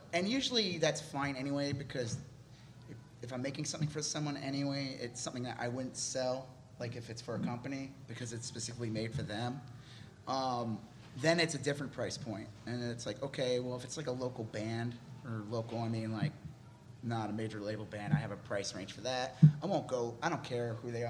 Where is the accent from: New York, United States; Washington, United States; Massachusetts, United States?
New York, United States; Long Island; moved away as an adult; also born or lived in California; now in Texas, United States; I'm from Long Island, New York, and then I moved to California for a job, and then I moved to Texas for a job